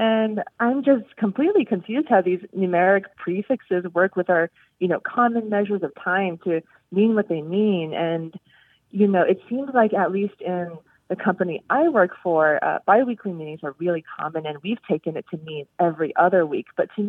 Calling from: Seattle, Washington, United States; I'm calling in from Seattle.

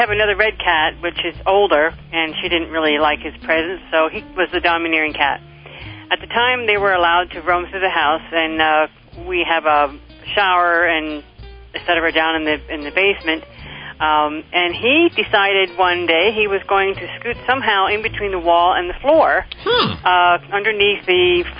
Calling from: Pennsylvania, United States; I'm from Shermerkishel, Pennsylvania.

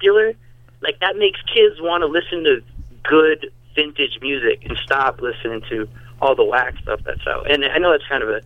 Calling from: New Haven, Connecticut, United States; I'm calling from New Haven

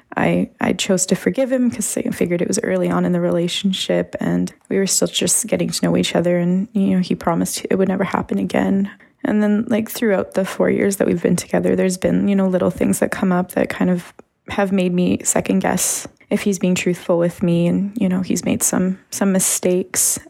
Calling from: Canada; I'm calling from Canada

